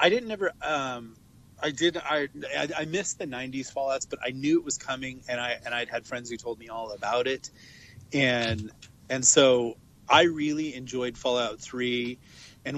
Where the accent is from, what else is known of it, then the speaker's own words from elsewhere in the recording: West Coast, United States; now in Los Angeles, United States; I'm from the West Coast